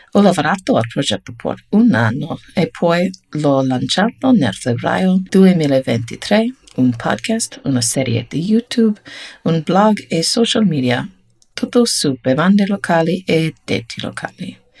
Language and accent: Italian; United States; Italian is a second language; Per me, un'americana